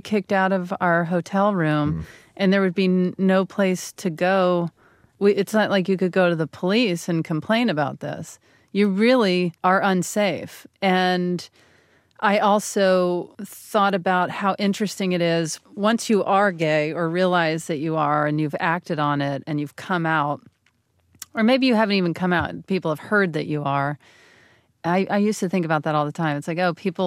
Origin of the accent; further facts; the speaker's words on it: the South, United States; moved away; my hometown was so excited that I had gotten a show, and they were talking about it in the local paper.